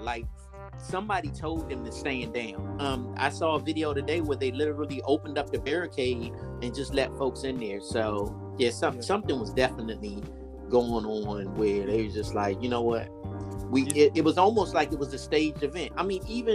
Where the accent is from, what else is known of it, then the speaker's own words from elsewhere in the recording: Washington, District of Columbia, United States; we grew up in Washington, D.C.